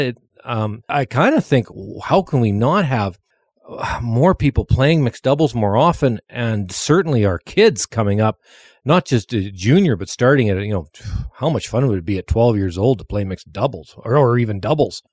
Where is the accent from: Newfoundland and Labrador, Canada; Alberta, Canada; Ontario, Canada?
Alberta, Canada; Lougheed; I was from Lawheed, Alberta.